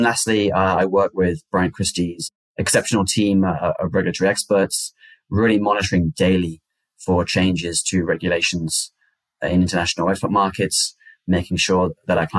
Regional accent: United Kingdom; moved away as an adult; also born or lived in China / Italy / Kenya; now in United States; I'm originally from the United Kingdom.

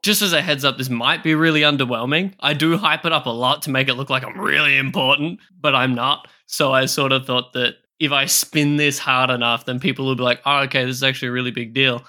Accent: Australia; I am from Australia

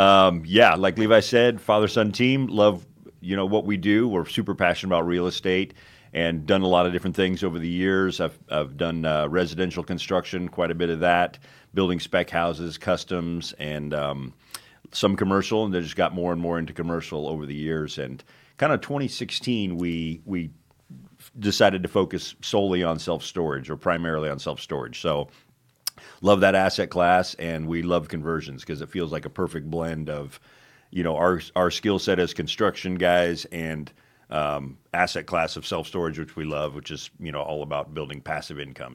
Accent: Phoenix, Arizona, United States; moved away as an adult; also born or lived in Prescott, Arizona / Israel; now in Wilmington, United States; we're from Arizona originally, uh, grew up in Phoenix

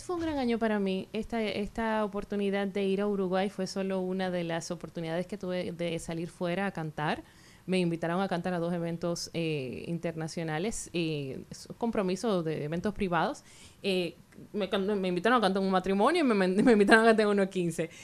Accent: Santiago de los Caballeros, Santiago, Dominican Republic; moved away as an adult; now in Santo Domingo, Dominican Republic; yo soy de la parte santiaguera, pepinera, cerquita el monumento, pero me mudé aquí en Santo Domingo ya hace muchos años, tengo más de 20 años aquí

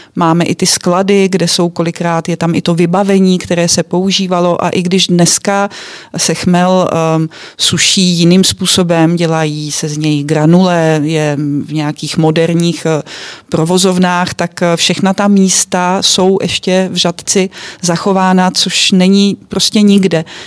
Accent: Czechia; my Češi, kteří jsme odkojení chmelovými brigádami

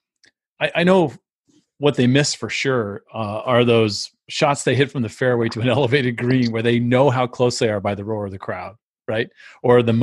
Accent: West Coast, United States; moved away as an adult; now in East Coast, United States; I grew up on the West Coast

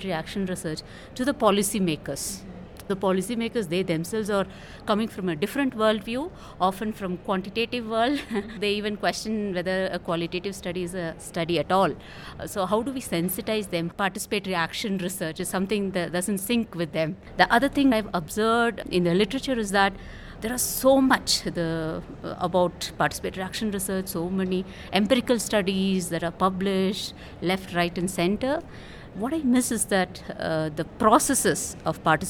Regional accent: India; from India.

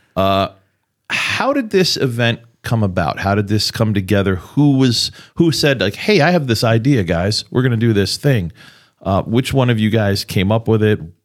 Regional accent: New York City, New York, United States; moved away; also born or lived in Pittsburgh; growing up in New York, in New York City

